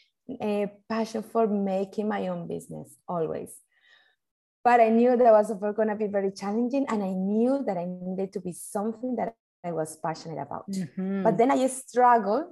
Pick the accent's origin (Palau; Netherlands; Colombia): Colombia; moved away as an adult; now in Australia; I'm originally, I'm from Colombia and I grew up with music and dancing since very little